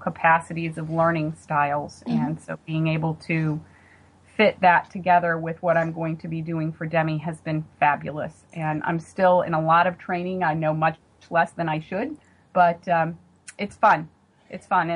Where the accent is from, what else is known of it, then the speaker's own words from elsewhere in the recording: Western North Carolina, United States; moved away as an adult; now in Maryland, United States; My husband and I are from Western North Carolina, and 30 seconds after I speak to someone from home, that's very readily apparent with my accent